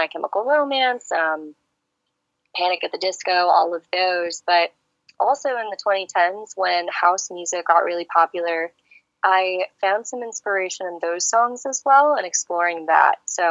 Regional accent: Tampa, Florida, United States; English is a second language; moved away as an adult; also born or lived in Serbia; now in Kansas City, United States; So originally, I am from a country called Serbia. I grew up primarily in Tampa, Florida, and now I'm based in Kansas City

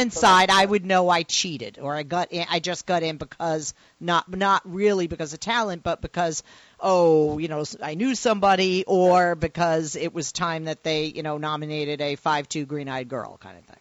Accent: Boston, Massachusetts, United States; I'm from Boston

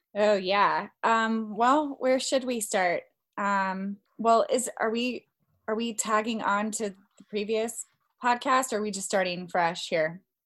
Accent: Colorado, United States; moved away as an adult; also born or lived in Washington, D.C.; I'm originally from Colorado, but I spent nearly 10 years living in the Washington, D.C. area

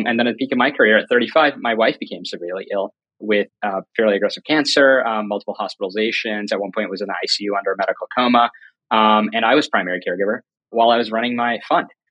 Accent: North Carolina, United States; moved away as an adult; also born or lived in New York City; I grew up in North Carolina, went to UNC Chapel Hill on a full ride

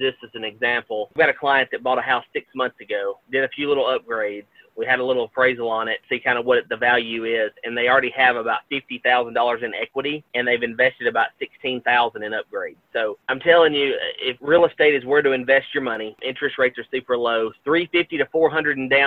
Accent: Gallatin, Tennessee, United States; I absolutely love working in my home county, in my hometown of Gallatin.

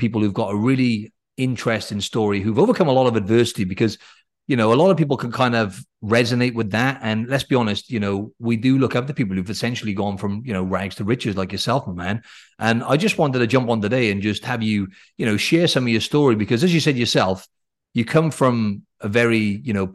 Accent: Wales, United Kingdom; moved away; we're both from Wales. And I know Rhys from back home

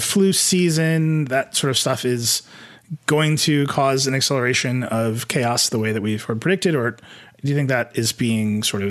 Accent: Midwest, United States; I'm from the Midwest.

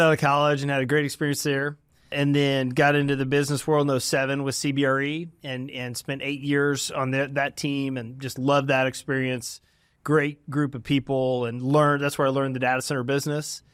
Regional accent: Dallas, Texas, United States; also born or lived in Waco, Texas; I'm from the Dallas area and grew up here

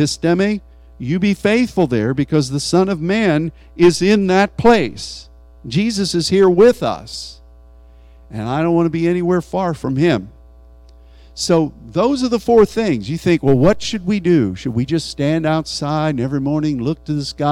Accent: United States; as an American

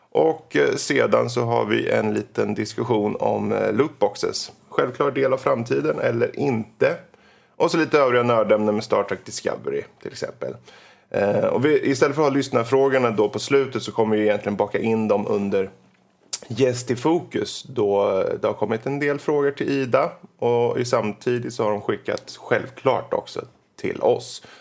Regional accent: Finland; Mm, jag är finne.

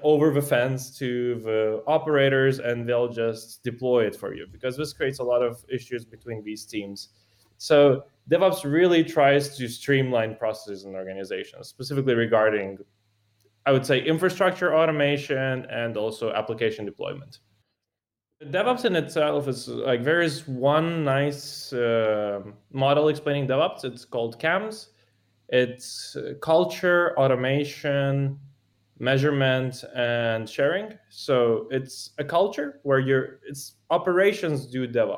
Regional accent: Moldova; moved away as an adult; also born or lived in Italy; now in Switzerland; I grew up in Moldova. That's where I spent basically most of my time up until high school, including high school, actually

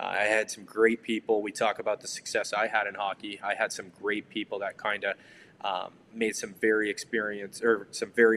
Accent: Detroit, Michigan, United States; Growing up in Detroit, I obviously grew up with a lot of great hockey around me

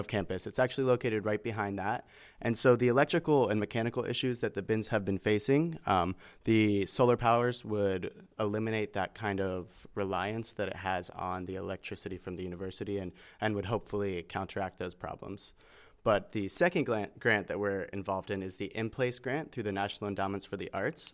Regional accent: Hubbard, Ohio, United States; I'm actually from Hubbard, Ohio

